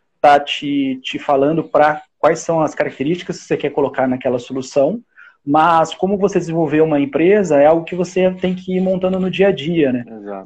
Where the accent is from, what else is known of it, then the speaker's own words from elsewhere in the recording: Curitiba, Paraná, Brazil; moved away as an adult; also born or lived in São José dos Campos / Germany; Eu, eu nasci em Curitiba, em 2004 eu fui para São José dos Campos